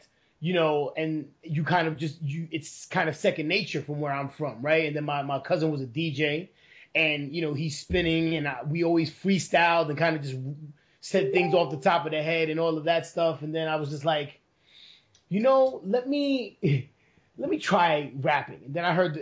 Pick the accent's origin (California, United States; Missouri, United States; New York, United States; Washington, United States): New York, United States; New York City; moved away as an adult; now in Bay Area, United States; I was born and raised in New York